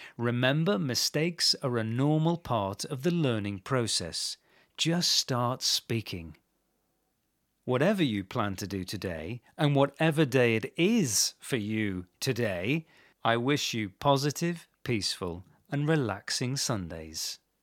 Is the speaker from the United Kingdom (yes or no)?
yes; England, United Kingdom; I grew up in England